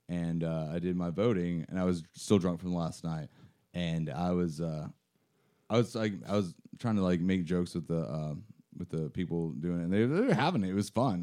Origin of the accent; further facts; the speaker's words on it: Arkansas, United States; moved away; also born or lived in Washington State; I was born and washed in the state, grew up in Arkansas. I, I hope I don't have an accent from that.